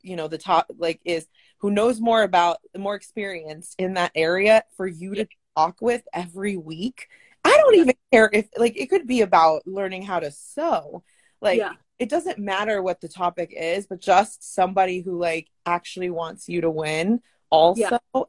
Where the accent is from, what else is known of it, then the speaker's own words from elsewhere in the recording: San Francisco, California, United States; I'm actually from the Bay Area. I was born in San Francisco, but ooh, both my parents are Guatemalan.